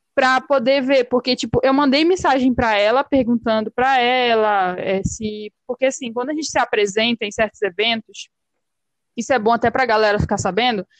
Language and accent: Portuguese; Pará, Brazil; accent: chiado; moved away; porque eu falo muito chiando, né? Sim. Eu sou paraense. Uhum. Mas eu moro aqui